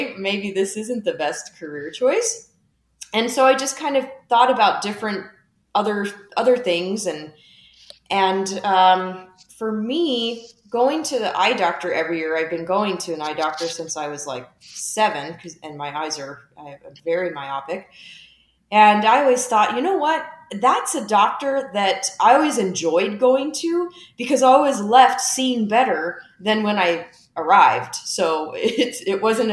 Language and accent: English; Lake Havasu City, Arizona, United States; also born or lived in Missouri; my hometown of Lake Havasu, Arizona.